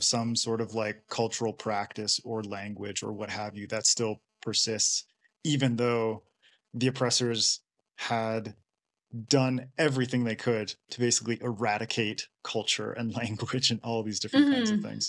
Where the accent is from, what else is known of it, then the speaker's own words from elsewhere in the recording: Canada; now in Ecuador; I'm from Canada as well.